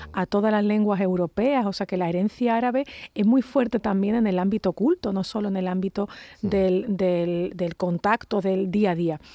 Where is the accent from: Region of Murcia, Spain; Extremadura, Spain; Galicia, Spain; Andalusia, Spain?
Andalusia, Spain